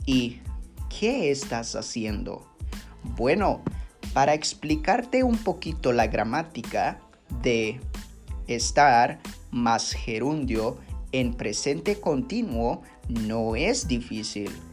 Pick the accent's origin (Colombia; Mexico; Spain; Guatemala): Guatemala; San Pedro La Laguna, Sololá; mi pueblo que se llama San Pedro La Laguna